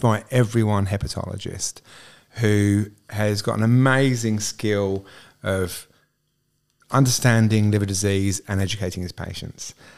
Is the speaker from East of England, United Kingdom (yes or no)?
yes; Southend-on-Sea, East of England, United Kingdom; moved away as an adult; now in Australia; I'm English. I'm from a small town called South End on Sea in Essex